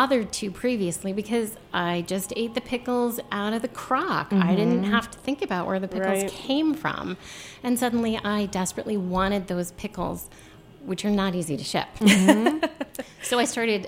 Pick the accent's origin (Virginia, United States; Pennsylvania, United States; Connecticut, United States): Virginia, United States; Shenandoah Valley; moved away; also born or lived in Los Angeles; I grew up in the Shenandoah Valley